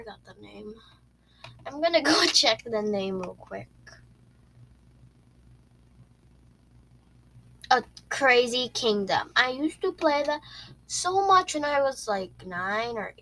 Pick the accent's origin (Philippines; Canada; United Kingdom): Philippines; I'm a Filipino. I don't seem like one, but I am one.